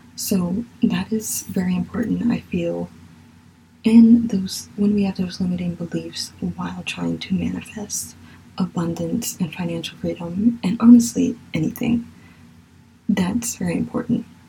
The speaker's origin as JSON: {"language": "English", "region": "Virginia", "country": "United States", "accent": "southern", "said": "I really feel like my southern accent is coming out in some of this. Sorry. I'm from Virginia"}